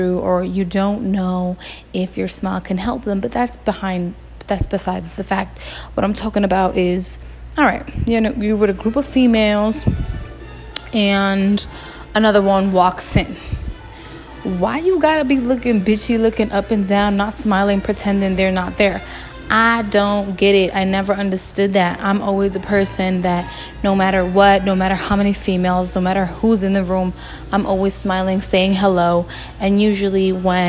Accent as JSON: {"language": "English", "town": "Newark", "region": "New Jersey", "country": "United States", "said": "I'm from Newark. We love to just chill and hang outside"}